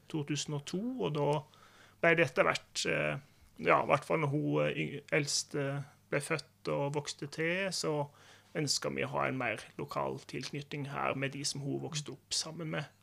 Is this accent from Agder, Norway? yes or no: yes; Agder, Norway; Og jeg har liksom alltid tenkt på meg sjøl som sørlending, ja. Det har jeg.